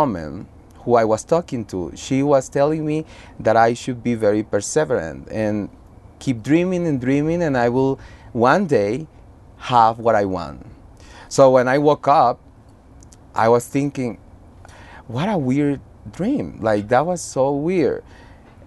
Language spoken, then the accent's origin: English; Honduras; moved away as an adult; also born or lived in Costa Rica; now in New York, United States; I am from Honduras